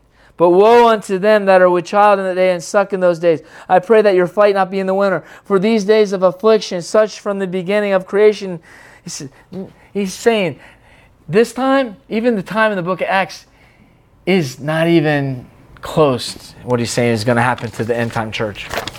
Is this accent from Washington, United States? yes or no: yes; Seattle, Washington, United States; Oh, but I was growing up in Seattle, but it wasn't that time.